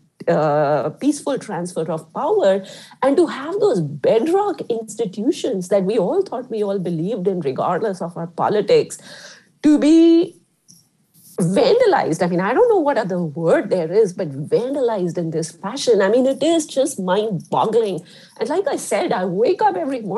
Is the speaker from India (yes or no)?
yes; India; moved away; I grew up in India, right, which is not as mature as a, or an old democracy like the United States